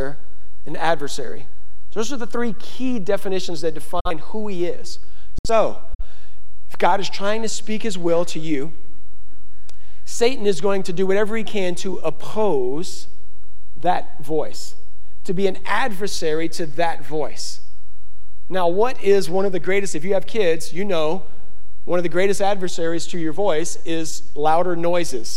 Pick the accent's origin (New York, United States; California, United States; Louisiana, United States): Louisiana, United States; Baton Rouge; moved away; I'm from Louisiana, we are not used to clear water.